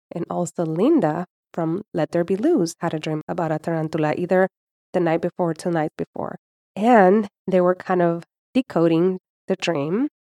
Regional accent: Puerto Rico; I was born and raised in Puerto Rico

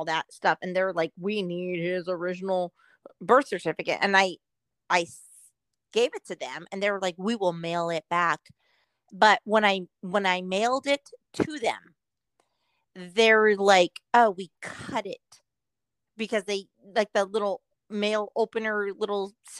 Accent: Southern California, United States; now in Oregon, United States; I was born in Southern California and living in Oregon now.

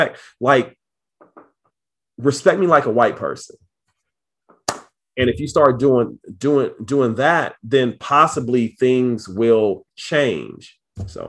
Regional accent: Kansas City, Missouri, United States; So I'm from Kansas City, Missouri. I'm from Southside. It's, you know, fairly rough neighborhood

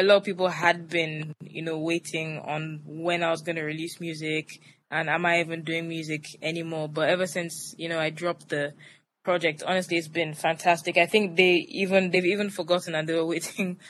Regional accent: Lagos, Nigeria; also born or lived in Atlanta; I grew up in Lagos, Nigeria. I went to school here, primary through secondary education

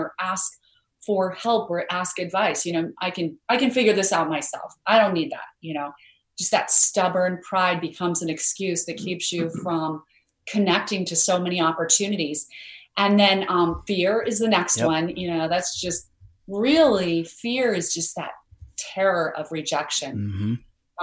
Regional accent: Idaho, United States; I grew up in Idaho where we had a lot of potatoes, but no mangoes.

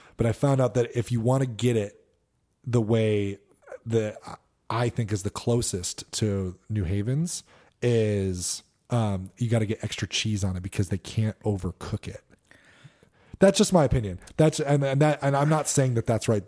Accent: Connecticut, United States; I grew up in Connecticut

